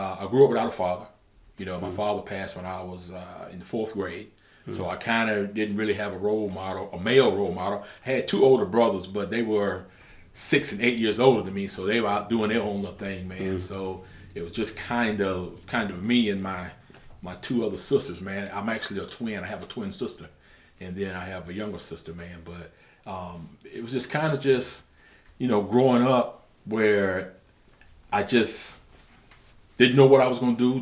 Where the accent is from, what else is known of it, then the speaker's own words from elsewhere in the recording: Camden, South Carolina, United States; also born or lived in Jacksonville, Florida; I'm born and raised in Camden, South Carolina